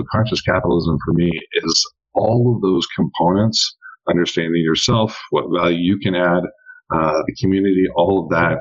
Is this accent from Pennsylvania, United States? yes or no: no; Eastern Oregon, United States; born or raised there; now in Dallas, United States